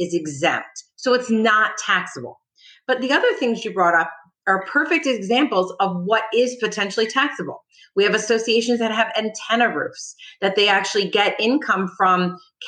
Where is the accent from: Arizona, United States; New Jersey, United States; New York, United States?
New Jersey, United States; moved away as an adult; now in Palm Beach County, United States; I'm originally from New Jersey. I moved down